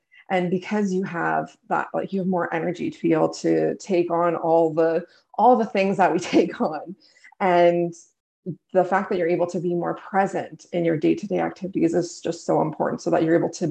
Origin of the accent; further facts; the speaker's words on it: Canada; I'm from Canada